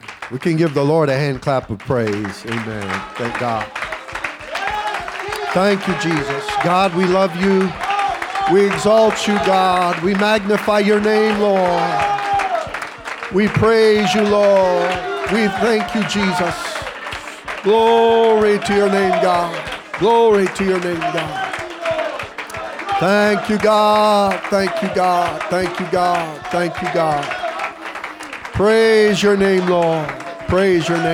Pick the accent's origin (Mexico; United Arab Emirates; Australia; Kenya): Kenya; now in Namibia; I was raised in Africa